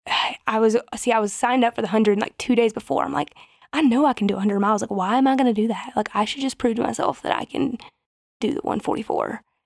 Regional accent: the South, United States; moved away; we're from the South and people are very, like, hospitable

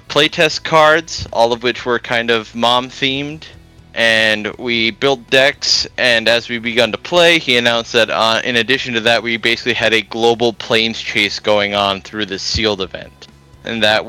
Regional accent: Grand Forks, North Dakota, United States; I'm from Grand Forks, North Dakota

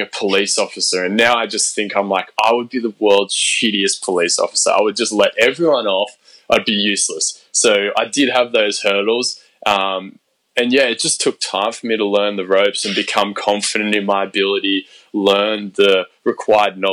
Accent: Australia; moved away as an adult; now in Sydney, Australia; I started off in my hometown at our Fitness First there

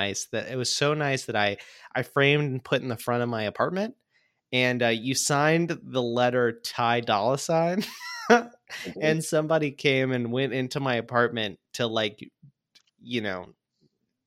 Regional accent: Pensacola, Florida, United States; now in Atlanta, United States; I'm from Pensacola, Florida

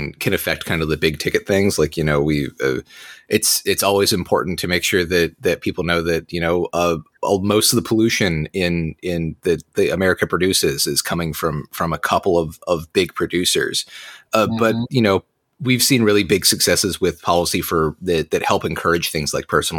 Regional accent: Central Virginia, United States; moved away as an adult; I grew up in Central Virginia in the mountains, and then moved down here for school

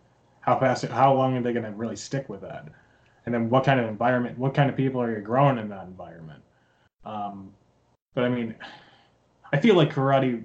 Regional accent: Philadelphia, Pennsylvania, United States; I'm from Philadelphia

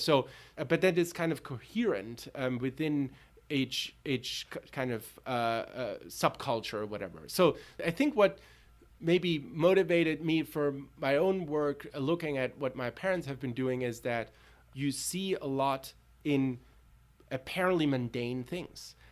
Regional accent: Tübingen, Baden-Württemberg, Germany; moved away; also born or lived in Berlin; I grew up in Tübingen and Berlin

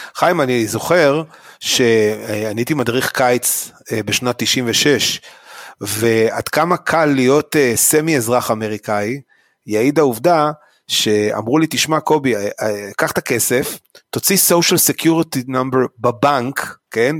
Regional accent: Israel; אני כישראלי

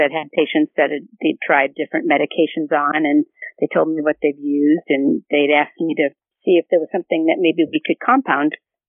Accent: Massachusetts, United States; moved away as an adult; also born or lived in Boston, United States; now in California, United States; I'm a third-generation pharmacist. Both my dad and grandfather were pharmacists, and I'm originally from Massachusetts, and I went to college at Massachusetts College of Pharmacy in Boston, and I moved here to California about 3 years after I had graduated.

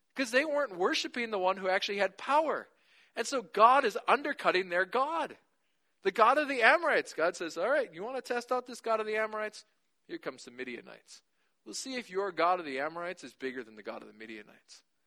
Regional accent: United States; we do as American Christians

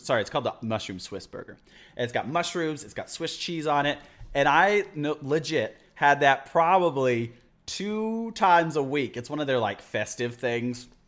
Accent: Midland, Texas, United States; also born or lived in Pampa, Texas / Amarillo, Texas; now in Austin, United States; Midland in three, 'cause that's where I went to, uh, grade school and middle school

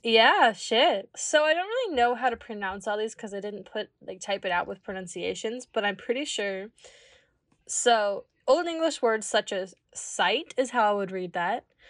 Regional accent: Kansas, United States; I'm from Kansas

